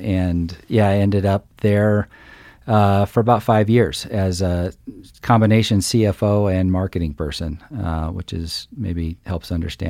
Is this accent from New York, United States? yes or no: no; Illinois, United States; So I grew up in a tiny farming community in the middle of Illinois. So lots of corn and soybeans in every direction, and grew up in a family of entrepreneurs.